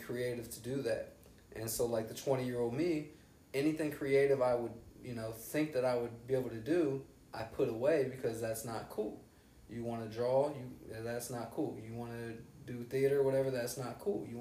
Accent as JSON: {"language": "English", "town": "Xenia", "region": "Ohio", "country": "United States", "tie": "born or raised there", "also_born_or_lived": "Texas", "moved": "as an adult", "said": "when I go back to Xenia"}